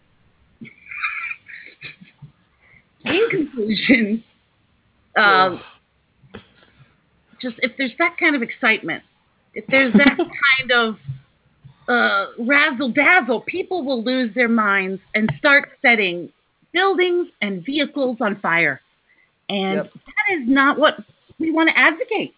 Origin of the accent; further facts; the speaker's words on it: Virginia, United States; moved away; also born or lived in Boston, Massachusetts; I grew up in Virginia, but my mom is from Massachusetts